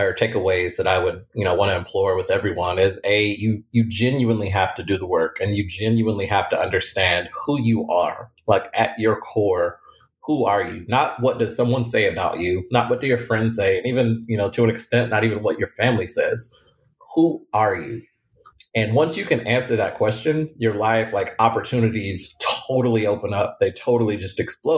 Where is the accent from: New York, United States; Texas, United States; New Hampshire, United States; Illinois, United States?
Texas, United States; Lubbock; moved away as an adult; now in Houston, United States; I'm from Lubbock, Texas. So at the time, a very small town, didn't have a lot of people, never been outside.